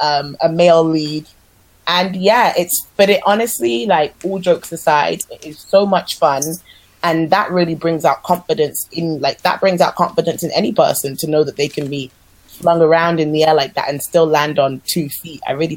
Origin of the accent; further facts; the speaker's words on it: Nigeria; like even though I'm Nigerian, I was never really taught specific Afro dance